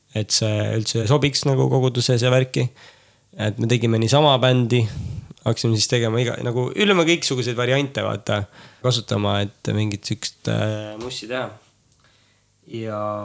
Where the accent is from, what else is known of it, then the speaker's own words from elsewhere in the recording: Tapa, Lääne-Viru County, Estonia; kasvasime üles Tapal